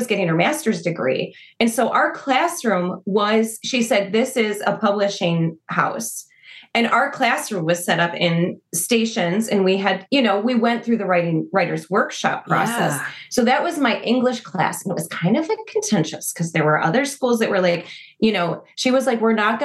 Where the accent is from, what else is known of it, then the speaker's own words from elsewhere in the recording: Naperville, Illinois, United States; also born or lived in Oak Park / Westmont / Fox River Grove; I grew up in Naperville